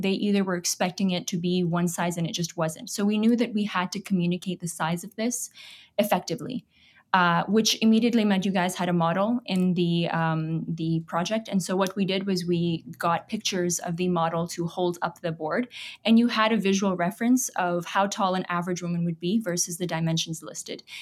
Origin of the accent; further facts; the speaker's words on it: Toronto, Ontario, Canada; also born or lived in Pakistan; I came to Canada when I was about eight. I'd say I was raised in Canada, in Toronto.